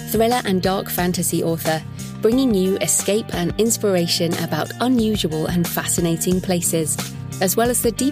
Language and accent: English; England, United Kingdom; as an English person